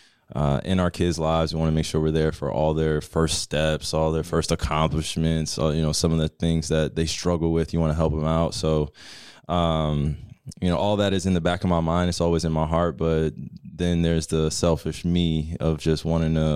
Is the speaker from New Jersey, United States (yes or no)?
yes; New Jersey, United States; moved away as an adult; now in Dallas, United States; having a great environment and community in which I grew up in Jersey